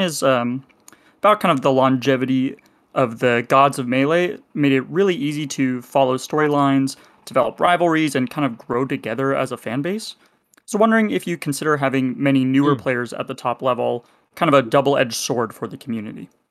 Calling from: Los Angeles, California, United States; I'm calling in from Los Angeles

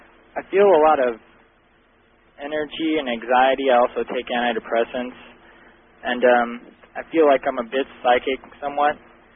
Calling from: Columbia, Missouri, United States; I'm from Columbia, Missouri. I'm 21 years old

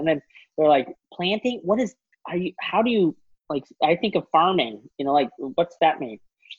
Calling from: Louisville, Kentucky, United States; also born or lived in Twin Falls, Idaho; I'm calling to you from Louisville, Kentucky, where we are just about to move to Twin Falls, Idaho in 3 weeks, less than 3 weeks.

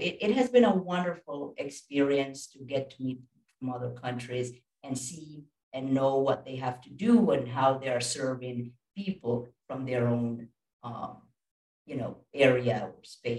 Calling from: Costa Rica; And I'm coming from Costa Rica. I'm not sure if you've heard about this wonderful country

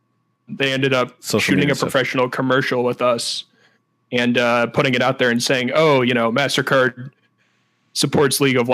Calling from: St. Louis, Missouri, United States; St. Louis, Missouri

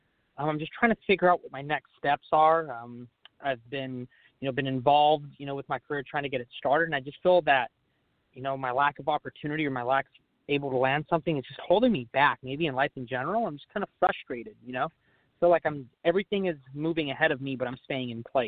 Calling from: California, United States; I'm from California.

